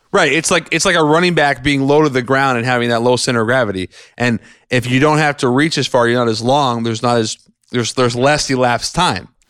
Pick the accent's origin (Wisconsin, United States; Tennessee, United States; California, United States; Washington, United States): Washington, United States; Seattle; now in Long Island, United States; my home state, Washington, Seattle